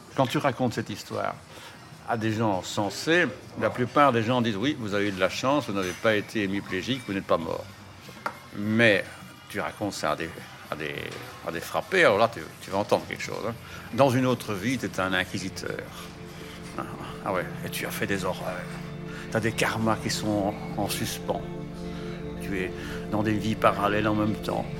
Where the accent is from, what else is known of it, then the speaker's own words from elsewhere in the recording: Brussels, Brussels-Capital Region, Belgium; also born or lived in Overijse; je suis né à Bruxelles. Je suis né en 58